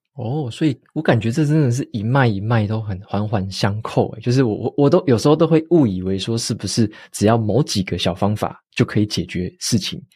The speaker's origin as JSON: {"language": "Chinese", "town": "Taitung", "region": "Taitung County", "country": "Taiwan", "tie": "born or raised there", "also_born_or_lived": "northern Taiwan", "moved": "as an adult", "said": "我在台东出生嘛，然后我，我爸妈有时候也会带我去中医诊所看"}